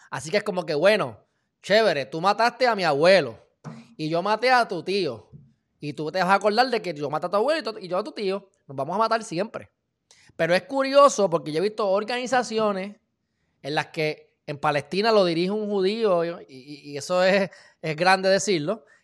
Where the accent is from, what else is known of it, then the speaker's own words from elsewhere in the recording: Puerto Rico; Yo nunca me había encontrado con gente tan buena y tan decente como los puertorriqueños.